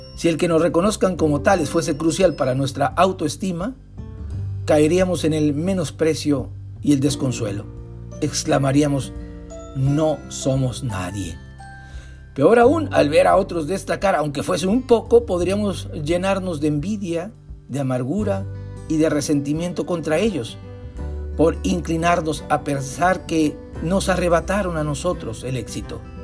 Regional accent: northern Mexico, Mexico; en el norte de México, donde sufrimos sequía y cortes en el abastecimiento de agua potable

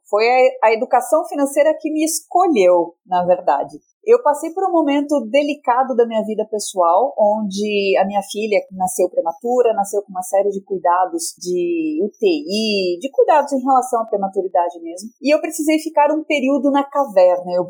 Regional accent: Curitiba, Paraná, Brazil; also born or lived in Rio Grande do Sul; eu sou curitibana, ah, de vez em quando escapa uns leite quente, e passei a minha infância inteira entre Paraná e Rio Grande do Sul.

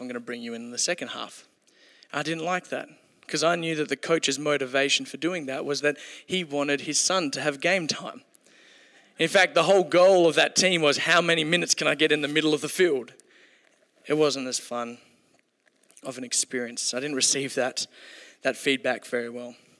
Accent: Kalgoorlie, Western Australia, Australia; I grew up in Kalgoorlie, so we came to Perth to play

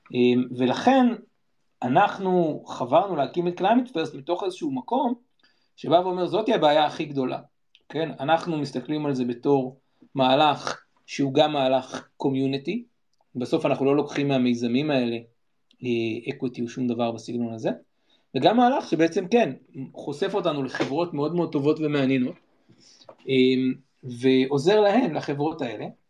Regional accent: Jerusalem, Jerusalem District, Israel; also born or lived in Ethiopia; אני ירושלמי. גדלתי ב, במיקרוקוסמוס של החברה הישראלית

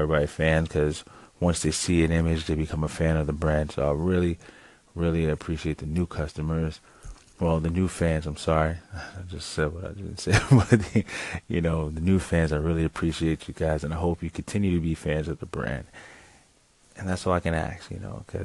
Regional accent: United States; Me being American myself

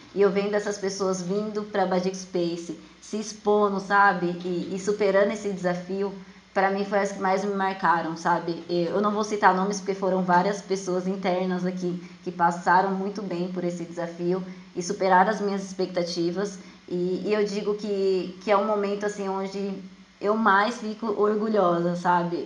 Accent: Jandira, São Paulo, Brazil; eu sou de Jandira, São Paulo

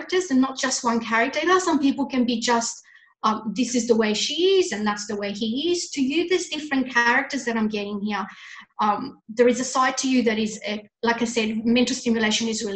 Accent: Italy; moved away; I was brought up in Italy.

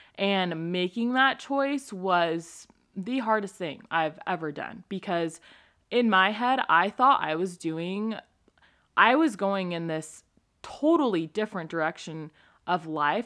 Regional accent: California, United States; now in Utah, United States; I'm from California.

